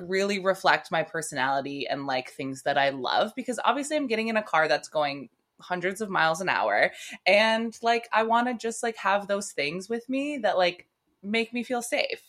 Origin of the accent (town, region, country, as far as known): United States